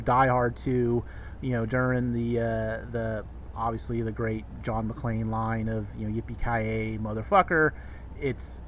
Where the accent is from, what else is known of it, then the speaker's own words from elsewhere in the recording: Bay Area, California, United States; where I grew up in the Bay Area